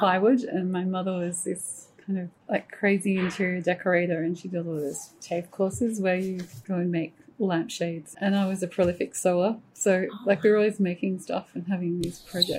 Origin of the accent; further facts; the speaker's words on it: Wagga Wagga, New South Wales, Australia; also born or lived in Canberra; Well, I'm actually a country girl, so I was born in Canberra, but my formative years were in Wagga Wagga.